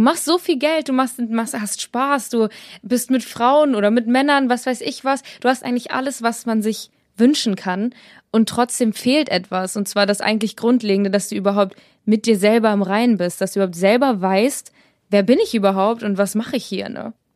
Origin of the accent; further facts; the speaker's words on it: Braunschweig, Lower Saxony, Germany; ich bin 20, ich komme aus Braunschweig